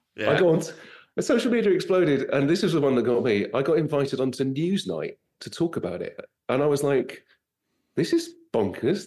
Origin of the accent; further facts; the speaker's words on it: United Kingdom; moved away as an adult; now in United States; I'm British